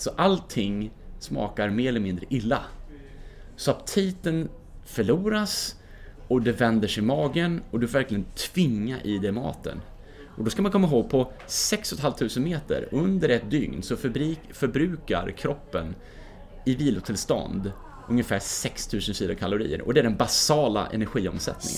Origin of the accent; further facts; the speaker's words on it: Mora, Dalarna County, Sweden; när jag var 17 år från Mora, där vi bodde då